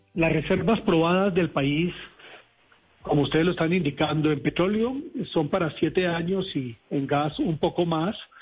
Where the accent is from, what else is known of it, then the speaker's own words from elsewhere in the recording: Colombia; somos todos los colombianos